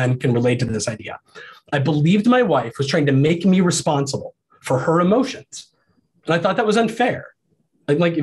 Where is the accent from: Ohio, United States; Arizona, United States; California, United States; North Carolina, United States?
Ohio, United States; also born or lived in Iowa; I grew up in Ohio, about 500 miles away from my dad